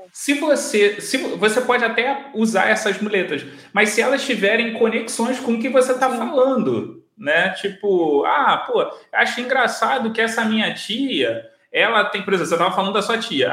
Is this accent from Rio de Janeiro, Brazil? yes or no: yes; Rio de Janeiro, Brazil; eu sou de Bangu, e tem a fábrica Bangu